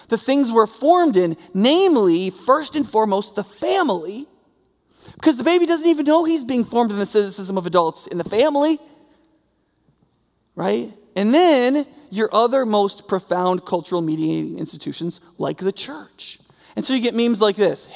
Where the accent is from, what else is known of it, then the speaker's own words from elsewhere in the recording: New York, United States; moved away; I'm from New York originally